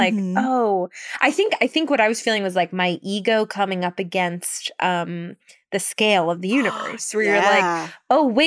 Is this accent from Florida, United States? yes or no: no; New York City, New York, United States; I grew up in New York City